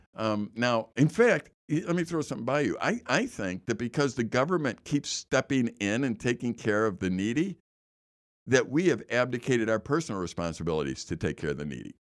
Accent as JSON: {"language": "English", "town": "Chicago", "region": "Illinois", "country": "United States", "tie": "born or raised there", "said": "I know where the Kennedy and Eisenhower is because I grew up there and I lived right off the Kennedy"}